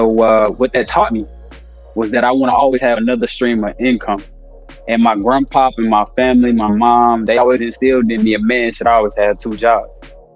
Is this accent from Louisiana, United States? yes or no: yes; Monroe, Louisiana, United States; moved away; also born or lived in Florida; I'm from Monroe, Louisiana, and I grew up in a hard South